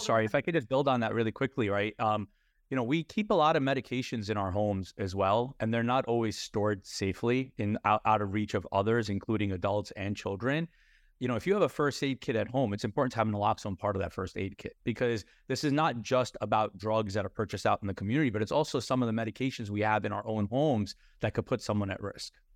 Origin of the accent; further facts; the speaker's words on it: New York, United States; we were taught a certain way growing up in New York around our dinner tables